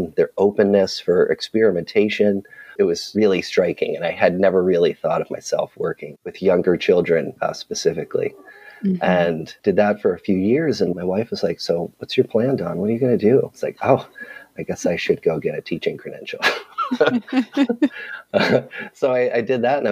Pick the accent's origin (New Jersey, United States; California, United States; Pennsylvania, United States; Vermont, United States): Pennsylvania, United States; outside of Philadelphia; moved away as an adult; also born or lived in Louisiana; I grew up outside of Philadelphia in a small suburb